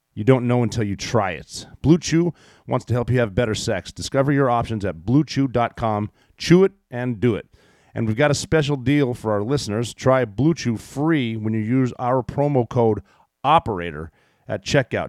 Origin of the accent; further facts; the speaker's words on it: United States; I was born here